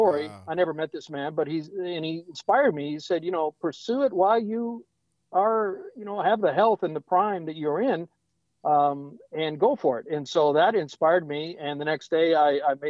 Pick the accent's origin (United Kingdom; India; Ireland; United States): United States; South Dakota; now in Nashville, United States; I grew up on a farm in South Dakota.